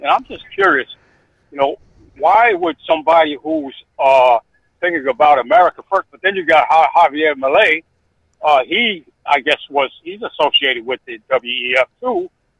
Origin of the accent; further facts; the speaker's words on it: United States; also born or lived in Saratoga, New York; I'm an American black, you know, that all of 66 years of age, a registered Republican conservative.